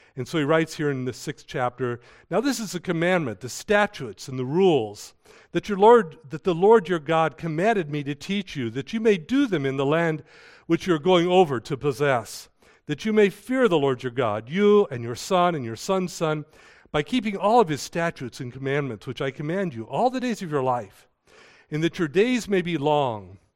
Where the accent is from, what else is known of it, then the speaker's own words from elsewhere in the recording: United States; I was born here in the United States.